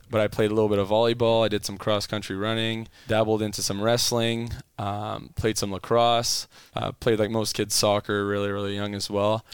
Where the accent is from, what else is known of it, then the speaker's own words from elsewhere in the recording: Ottawa, Ontario, Canada; first language French; English is a second language; moved away as an adult; also born or lived in Calgary, Alberta; now in United States; my undergrad was m, in my hometown in Ottawa in kinesiology